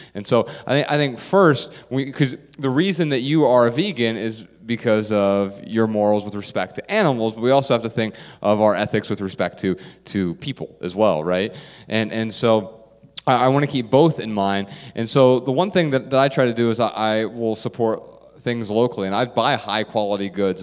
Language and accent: English; Dayton, Ohio, United States; moved away as an adult; I grew up in Dayton, Ohio